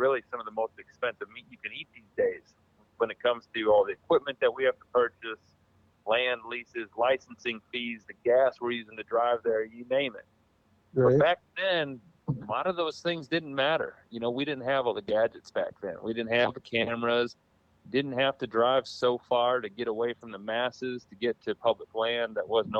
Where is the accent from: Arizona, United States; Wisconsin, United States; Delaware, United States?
Wisconsin, United States; Waukesha; Where I grew up in Waukesha area